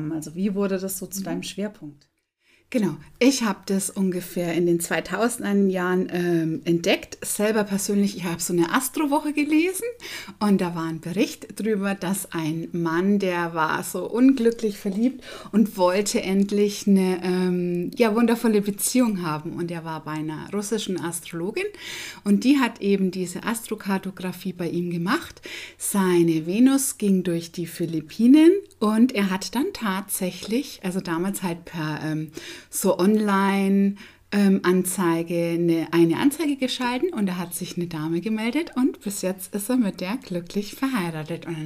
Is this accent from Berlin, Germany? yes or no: no; Bavaria, Germany; moved away as an adult; also born or lived in Dortmund, North Rhine-Westphalia; So als Bayer nach NRW war ja schon ein bisschen, ähm, wo man sagt, ein Risiko.